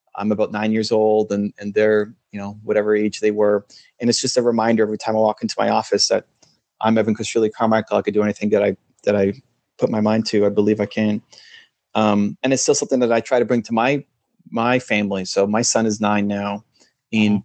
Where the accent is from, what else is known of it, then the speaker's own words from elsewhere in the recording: Canada; I'm Canadian